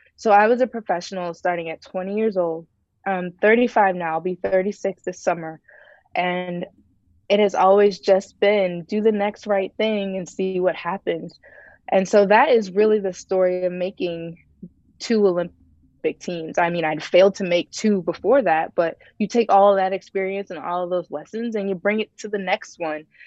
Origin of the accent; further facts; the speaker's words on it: Ohio, United States; moved away as an adult; also born or lived in Tennessee; I was born and raised in Ohio